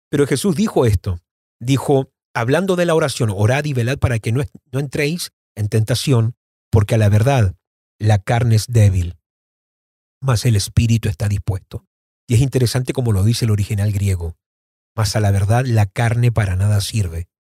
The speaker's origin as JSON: {"language": "Spanish", "region": "Mendoza", "country": "Argentina", "tie": "born there", "said": "Yo nací en Mendoza, Argentina en el año 76 y vuelvo a visitar Mendoza, Argentina, obviamente ya adulto."}